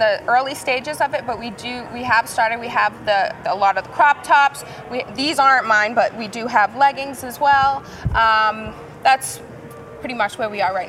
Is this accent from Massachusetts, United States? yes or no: yes; Cape Cod, Massachusetts, United States; now in Las Vegas, United States; I'm originally from Cape Cod, Massachusetts.